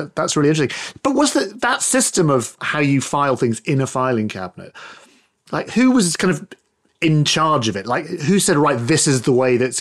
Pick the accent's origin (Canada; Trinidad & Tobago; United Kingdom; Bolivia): United Kingdom; we used to have a show here in the UK